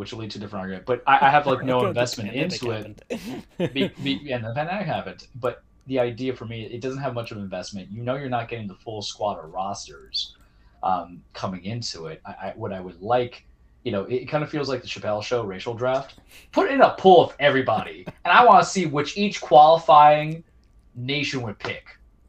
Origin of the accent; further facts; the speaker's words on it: New York City, New York, United States; My father's from Colombia. My mother's from Argentina. I was born in Jackson Heights, Queens.